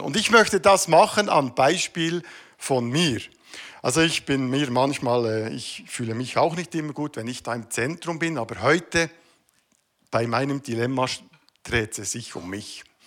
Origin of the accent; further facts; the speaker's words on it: Switzerland; Ich bin Schweizer. Das gehört zu meiner Identität.